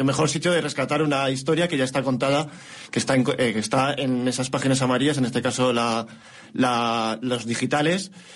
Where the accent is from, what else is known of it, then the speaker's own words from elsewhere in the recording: Morales de Toro, Castile and León, Spain; yo cuando iba de la mano de mi abuela de pequeño, en Morales de Toro